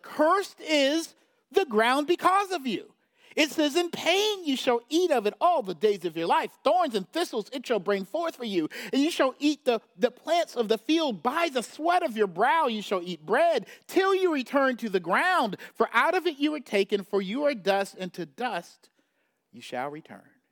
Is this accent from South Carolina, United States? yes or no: yes; South Carolina, United States; I grew up in South Carolina, so deep south